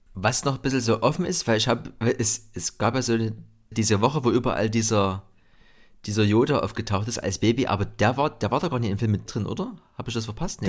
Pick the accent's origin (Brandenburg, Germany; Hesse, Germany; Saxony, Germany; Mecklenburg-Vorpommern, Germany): Saxony, Germany; Dresden; ich bin ja äh, im, im Block aufgewachsen, im Betonblock in Gorbitz